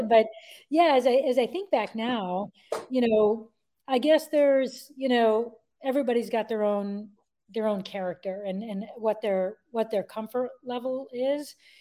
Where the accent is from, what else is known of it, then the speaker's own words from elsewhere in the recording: Connecticut, United States; I was born and raised in Connecticut